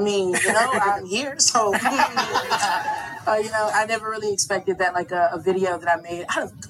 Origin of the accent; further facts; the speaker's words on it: Alabama, United States; And I'm from Alabama.